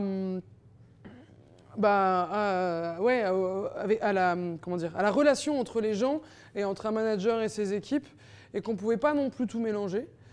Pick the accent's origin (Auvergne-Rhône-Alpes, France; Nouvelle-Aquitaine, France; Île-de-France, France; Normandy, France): Île-de-France, France; Paris; j'ai jamais quitté vraiment Paris. Et je me dis, je vais partir au Mexique pour aller vivre ailleurs. Et en fait, je suis restée trois mois et je me suis rendu compte qu'en fait, j'adore vivre à Paris et que je suis une vraie Parisienne